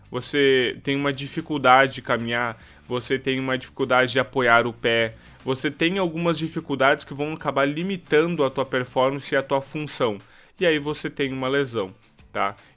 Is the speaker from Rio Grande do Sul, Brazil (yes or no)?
yes; Santa Maria, Rio Grande do Sul, Brazil; eu sou fisioterapeuta, para quem não me conhece. Eu sou aqui da cidade de Santa Maria, tá?